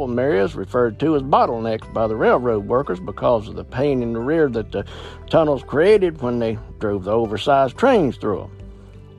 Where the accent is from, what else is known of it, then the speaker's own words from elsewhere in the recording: Virginia, United States; I've spent many hours walking on the old Cripple Creek line in my hometown, Virginia